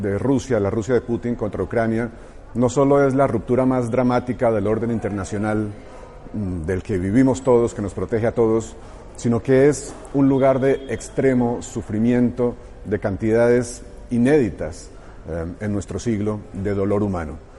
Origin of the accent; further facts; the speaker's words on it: Colombia; soy escritor colombiano